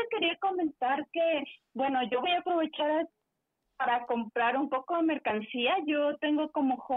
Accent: Veracruz, Mexico; Yo soy de Veracruz y tenemos muy buen café.

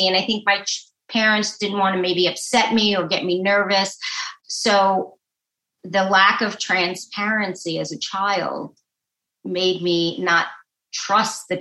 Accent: New York City, New York, United States; moved away as an adult; also born or lived in Manhattan, New York; now in New Jersey, United States; I am a native New Yorker, born in Brooklyn, New York

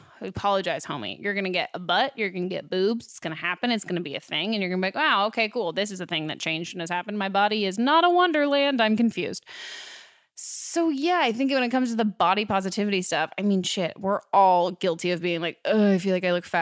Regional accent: near San Francisco, California, United States; I grew up near San Francisco

